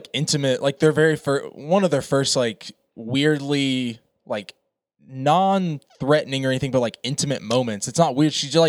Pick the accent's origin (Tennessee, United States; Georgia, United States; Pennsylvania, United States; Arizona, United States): Tennessee, United States; I'm from Tennessee